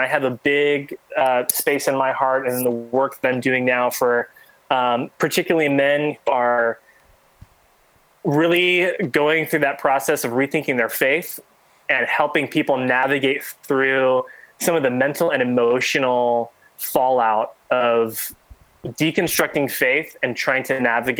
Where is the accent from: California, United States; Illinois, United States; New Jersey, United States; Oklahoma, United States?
California, United States; San Diego; and from kind of back where I grew up down in San Diego area.